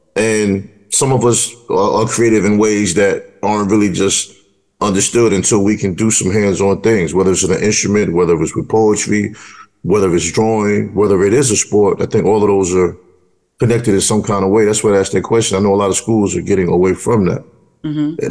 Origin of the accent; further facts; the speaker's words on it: New York City, New York, United States; I grew up in New York City where every household knew who had whose child